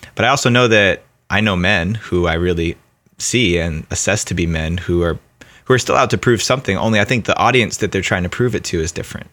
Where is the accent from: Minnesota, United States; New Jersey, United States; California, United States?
New Jersey, United States; I grew up in New Jersey, right outside of New York City, so there's already that East Coast mentality